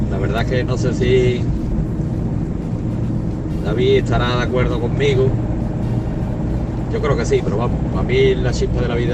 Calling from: Ronda, Andalusia, Spain; de Ronda.

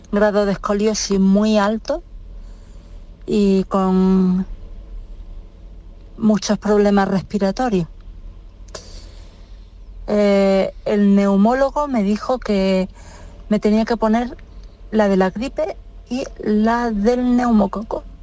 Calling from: Granada, Andalusia, Spain; Buenos días, soy … de Granada. Tengo 37 años.

